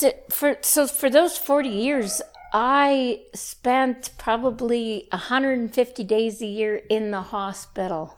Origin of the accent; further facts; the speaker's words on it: Saskatchewan, Canada; moved away as an adult; also born or lived in Lethbridge; I grew up in Saskatchewan, went to university in Lethbridge